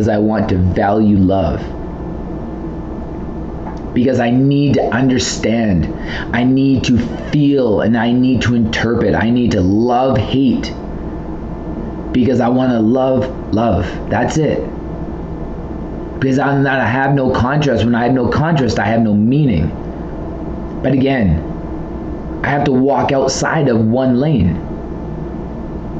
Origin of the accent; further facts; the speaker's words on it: Southern Alberta, Canada; I'm from Southern Alberta